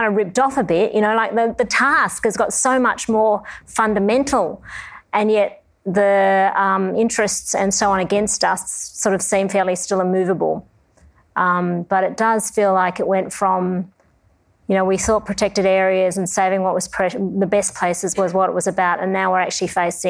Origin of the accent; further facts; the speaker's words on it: Australia; I did it because I love the beauty of Australia's bush. It's, you know, it fed my sense of being an Australian.